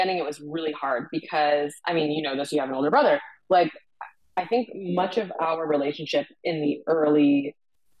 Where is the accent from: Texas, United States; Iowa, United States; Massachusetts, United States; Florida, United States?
Massachusetts, United States; Boston; moved away as an adult; also born or lived in Ireland / New York; growing up in Boston, in a town that was 98% white